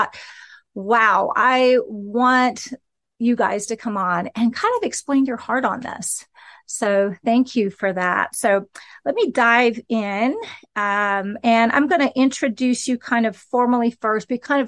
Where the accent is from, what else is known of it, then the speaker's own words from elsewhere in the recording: West Lafayette, Indiana, United States; Do you know, I'm an Indiana girl. I'm from West Lafayette.